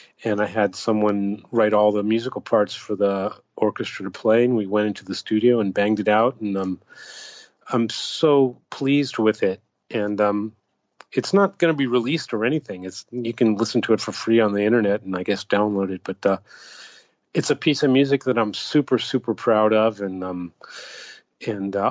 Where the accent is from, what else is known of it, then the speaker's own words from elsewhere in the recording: United States; now in Japan; when I'm in Japan, I represent America to some extent. You know, people look at me and that's what they think of America, because I'm American.